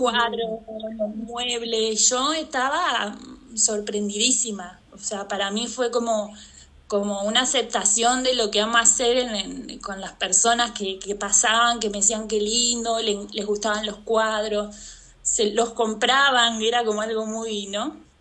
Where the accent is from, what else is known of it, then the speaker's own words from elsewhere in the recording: Santa Fe, Argentina; moved away as an adult; also born or lived in Ushuaia; yo nací en Santa Fe, en Argentina, que es el norte de Argentina